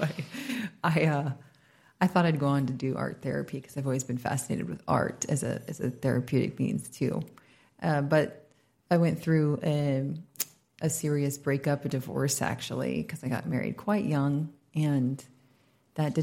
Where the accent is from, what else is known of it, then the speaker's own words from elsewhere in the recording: United States; moved away as an adult; now in Bali, Indonesia; I'm an American, but I've been here for about almost 7 years